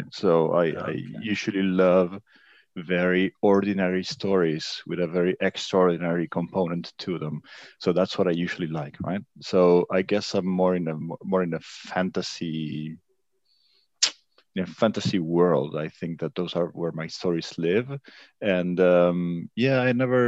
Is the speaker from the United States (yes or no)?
no; Buenos Aires, Argentina; moved away as an adult; now in Paris, France; I'm living in Paris now. I'm originally from Buenos Aires, Argentina.